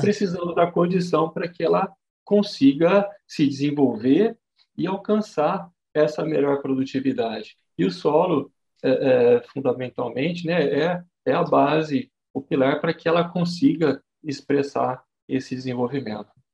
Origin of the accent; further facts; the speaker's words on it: Jabuticabal, São Paulo, Brazil; eu sou natural aqui de Jabuticabal, né?